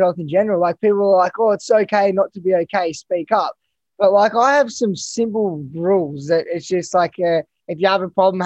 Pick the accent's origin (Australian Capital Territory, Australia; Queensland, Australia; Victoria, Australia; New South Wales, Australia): Australian Capital Territory, Australia; Canberra; moved away; also born or lived in Gold Coast; growing up in Canberra, pretty basic, and then moving to the Gold Coast